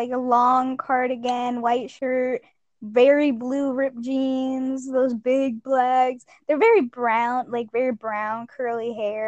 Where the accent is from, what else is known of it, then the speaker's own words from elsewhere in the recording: Minnesota, United States; Minnesota has no history. We're boring like